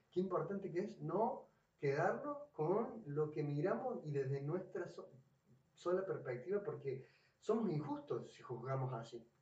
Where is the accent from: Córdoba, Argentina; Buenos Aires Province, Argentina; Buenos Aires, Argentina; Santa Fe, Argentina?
Córdoba, Argentina; yo soy cordobés